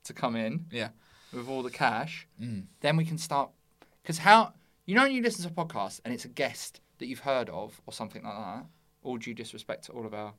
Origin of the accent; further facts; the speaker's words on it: Bexleyheath, London, United Kingdom; I'm from Bexley Heath.